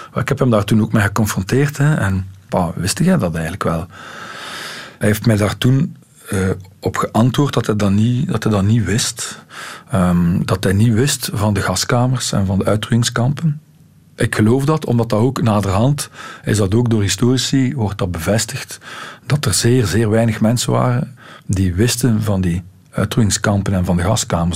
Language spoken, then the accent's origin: Dutch; Ghent, Flanders, Belgium; bij ons in Gent was daar nu wel nog zo een, een kantje aan. Wij hadden ook eh, leiders, toen ik ja, 12, 13 jaar was